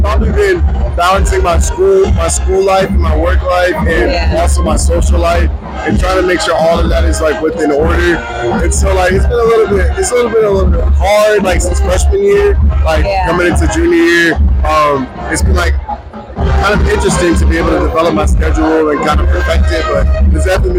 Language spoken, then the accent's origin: English; Atlanta, Georgia, United States; from Atlanta, Georgia.